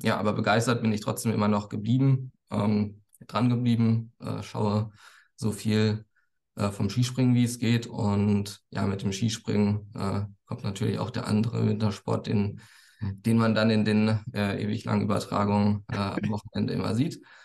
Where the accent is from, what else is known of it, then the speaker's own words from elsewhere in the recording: near Frankfurt, Hesse, Germany; ich komme aus, aus der Nähe von Frankfurt